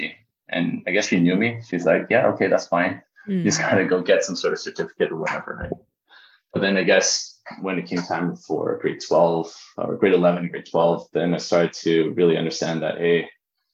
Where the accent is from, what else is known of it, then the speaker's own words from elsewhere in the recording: Richmond, British Columbia, Canada; I grew up in Canada